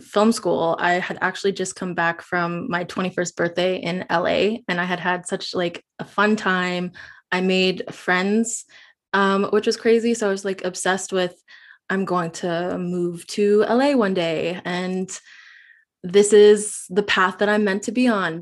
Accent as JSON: {"language": "English", "town": "Yellowknife", "region": "Northwest Territories", "country": "Canada", "tie": "born or raised there", "moved": "yes", "lives_now": "Vancouver, Canada", "said": "I currently live in Vancouver, B C, but I grew up in Yellowknife, in the Northwest Territories of Canada."}